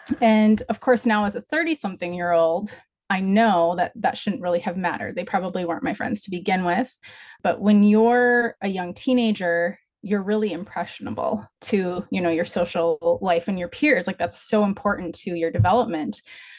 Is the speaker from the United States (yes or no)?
yes; Midwest, United States; I was raised in the Midwest with a stable, fun childhood.